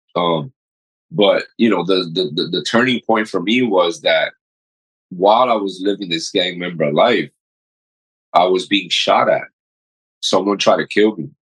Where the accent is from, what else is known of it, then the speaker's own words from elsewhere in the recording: New York City, New York, United States; also born or lived in Dominican Republic; I was raised in Corona, Queens which is still one of the poorest neighborhoods